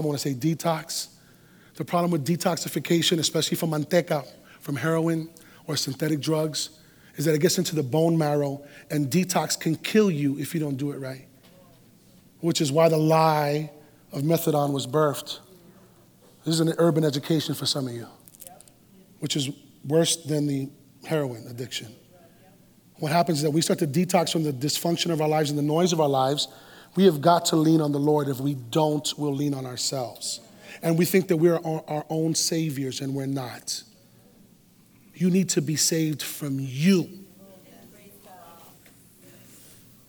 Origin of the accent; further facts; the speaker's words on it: New York City, New York, United States; I'm a New York Puerto Rican. I was born in New York City